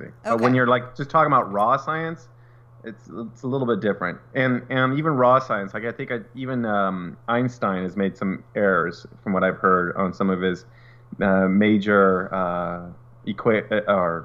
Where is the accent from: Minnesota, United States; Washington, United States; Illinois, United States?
Washington, United States; around Mount St. Helens; I grew up around Mount St. Helens